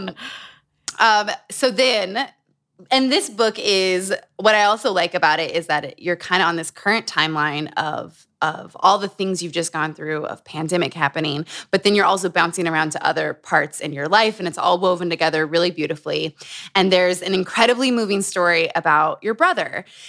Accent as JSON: {"language": "English", "region": "Utah", "country": "United States", "tie": "born or raised there", "said": "Growing up in Utah"}